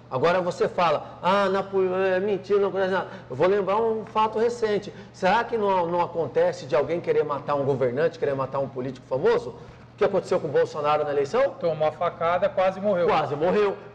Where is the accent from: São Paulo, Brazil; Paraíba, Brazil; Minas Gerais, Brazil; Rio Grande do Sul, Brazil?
Paraíba, Brazil; Um abraço a todos os meus conterrâneos baianos, que eu sou lá da Paraíba, né?